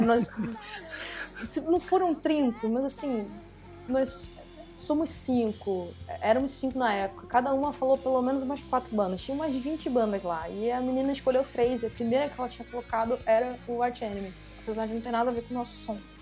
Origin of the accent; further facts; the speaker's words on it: Rio de Janeiro, Brazil; accent: carioca; pelo meu sotaque, todo mundo já sabe que eu sou carioca